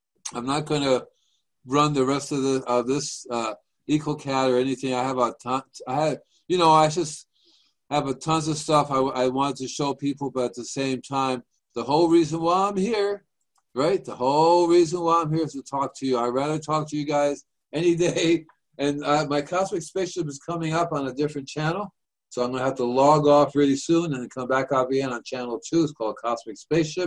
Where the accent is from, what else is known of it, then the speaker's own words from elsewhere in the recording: New York City, New York, United States; moved away; I'm from New York myself. I'm a Manhattan boy.